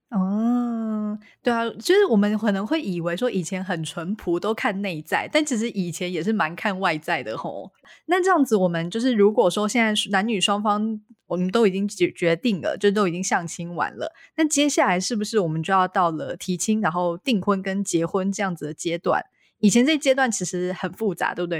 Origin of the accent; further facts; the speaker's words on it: central Taiwan, Taiwan; 因为我是中部人